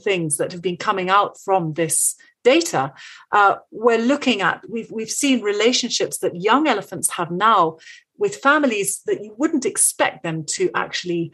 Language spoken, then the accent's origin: English; Kenya; I'm actually Kenyan. I was born in Kenya